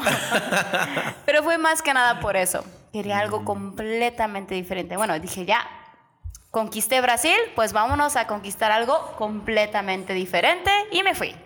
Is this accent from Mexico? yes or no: yes; Mexico; moved away as an adult; now in Japan; soy mexicana.